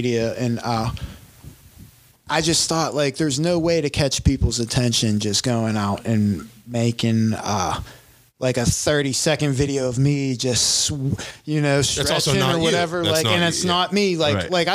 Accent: McKeesport, Pennsylvania, United States; I'm from McKeesport

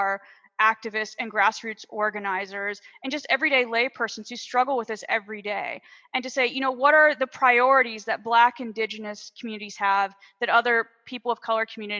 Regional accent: United States; moved away; my home country

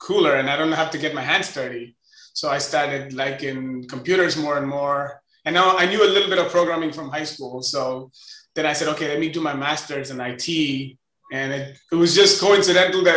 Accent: Chennai, Tamil Nadu, India; moved away as an adult; also born or lived in Denver, Colorado / Washington, District of Columbia, United States; now in United States; I'm originally from India. I grew up there I'm from Chennai, to be specific. I grew up there, I went to school, I actually started working there, and I came to US in 2003

